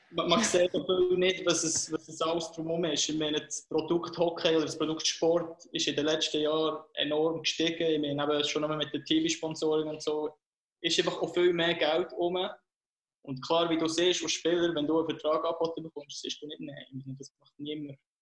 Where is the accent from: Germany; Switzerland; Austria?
Switzerland; als Schweizer